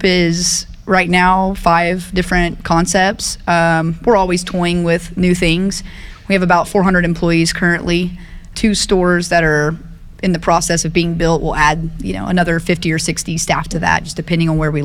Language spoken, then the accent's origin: English; Tulsa, Oklahoma, United States; now in Oklahoma City, United States; I grew up in South Tulsa